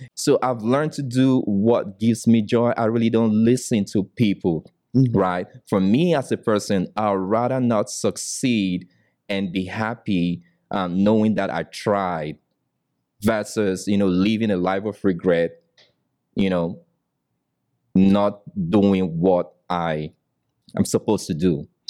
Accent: Nigeria; moved away as an adult; now in United States; I came from Nigeria

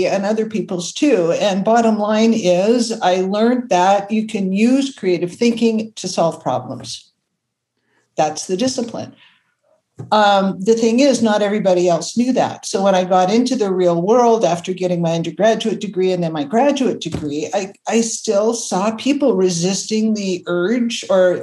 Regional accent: Toronto, Ontario, Canada; also born or lived in Buffalo, New York; I grew up in Toronto and ended up going to university in Buffalo, New York

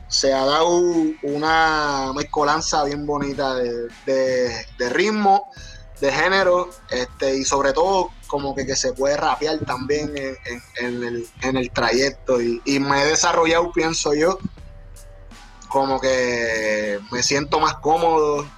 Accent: Puerto Rico; nuestro país

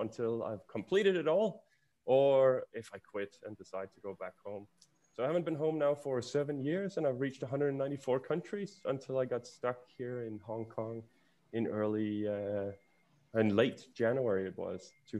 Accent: Denmark; moved away as an adult; I come from Denmark.

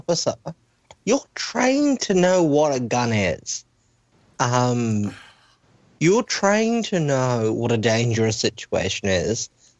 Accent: Australia; I'm from Australia

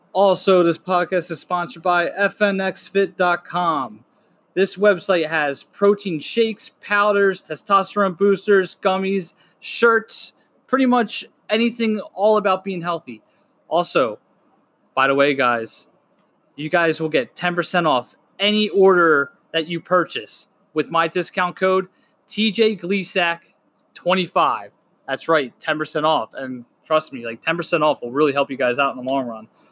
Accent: Delaware County, Pennsylvania, United States; I'm from Delco.

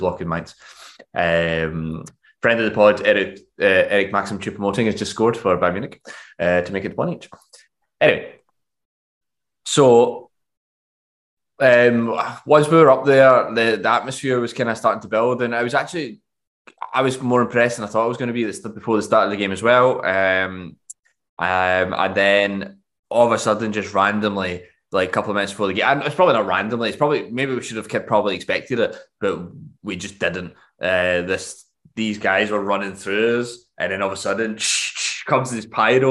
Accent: Scotland, United Kingdom; now in Germany; I come off Scotland

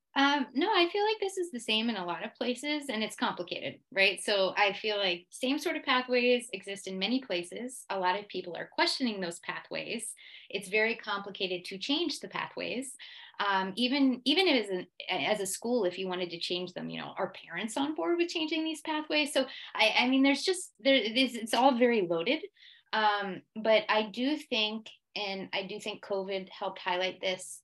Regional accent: United States; moved away as an adult; also born or lived in Switzerland; now in Geneva, Switzerland; I am American

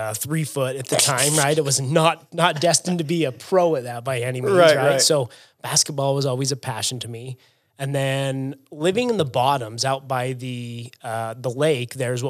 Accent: Syracuse, Utah, United States; I grew up in Syracuse, Utah. That's not New York. That's Syracuse.

